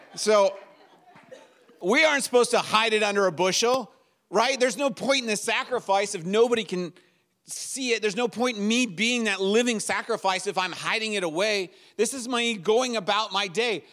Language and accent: English; United States